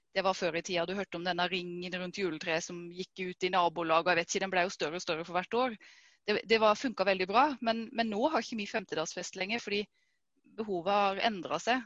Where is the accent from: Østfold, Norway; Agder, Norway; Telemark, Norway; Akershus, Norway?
Agder, Norway; Vegårshei; jeg kommer fra Vegårshei. Vokste opp her.